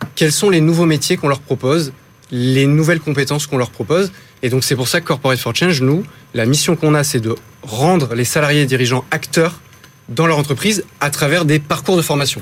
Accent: Lille, Hauts-de-France, France; Je suis de Lille

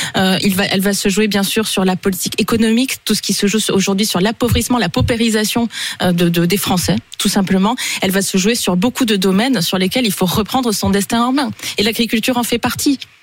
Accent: Tarn, Occitania, France; chez moi dans le Tarn

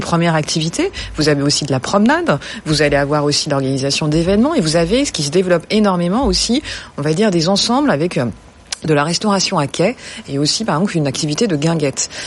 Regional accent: Paris, Île-de-France, France; je suis parisienne

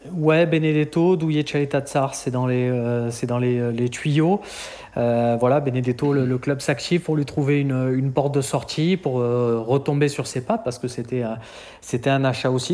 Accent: Marseille, Provence-Alpes-Côte d'Azur, France; en tant que Marseillais, je suis né à quelques mètres de chez lui

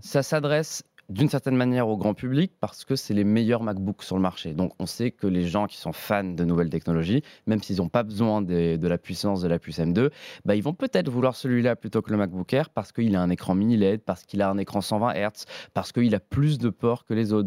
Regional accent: Nice, Provence-Alpes-Côte d'Azur, France; moved away; Je viens de Nice, donc je descends de temps en temps à Nice chez ma famille

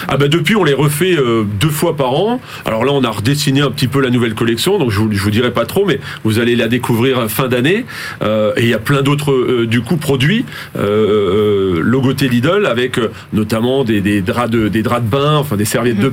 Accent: Alsace, Grand Est, France; moi-même je suis alsacien et je le revendique, euh, mais je suis français avant tout

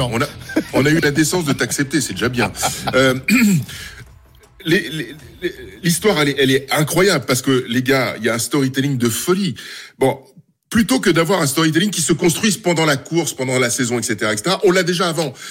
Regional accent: Normandy, France; je suis un Normand.

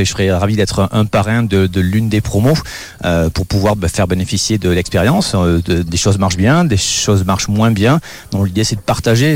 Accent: Pyrenees, France; je suis né dans les Pyrénées, dans une famille de bargers

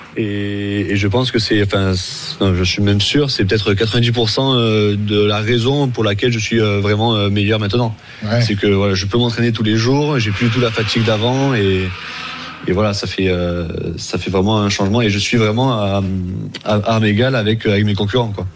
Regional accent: Montpellier, Occitania, France; now in Marseille, France; je suis de Je suis de Montpellier mais depuis, depuis 2013, je suis venu sur Marseille

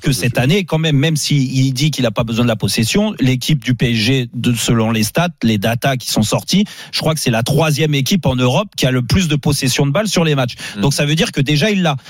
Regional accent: France; nous, en tant que Français et passionnés de football

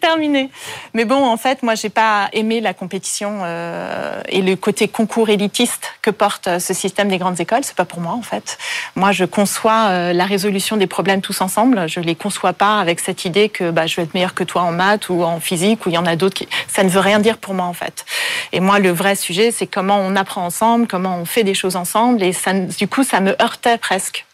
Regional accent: Paris, Île-de-France, France; born or raised there; also born or lived in Vancouver

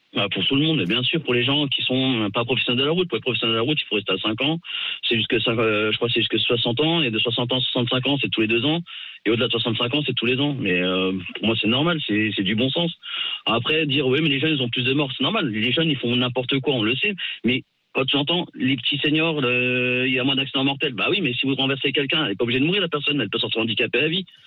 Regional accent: Alsace, Grand Est, France; now in Yvelines, France; je suis pas une des Yvelines, mais moi je suis d'Alsace, mais j'habite dans les Yvelines

